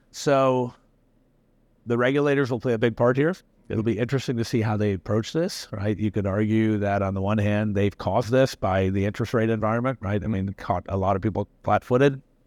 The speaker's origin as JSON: {"language": "English", "region": "Tennessee", "country": "United States", "tie": "born or raised there", "also_born_or_lived": "India", "said": "I've lived being a minority in the United States growing up in Tennessee."}